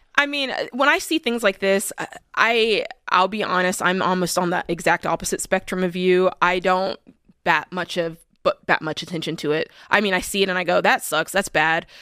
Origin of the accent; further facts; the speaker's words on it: United States; as American people